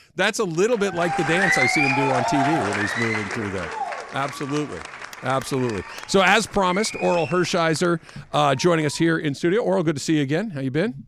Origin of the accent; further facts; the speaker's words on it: Los Angeles, California, United States; I grew up in Los Angeles